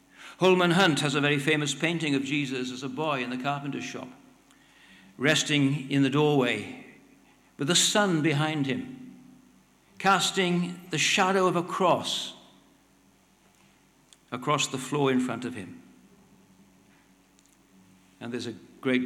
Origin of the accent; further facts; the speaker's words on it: Wales, United Kingdom; I'm Welsh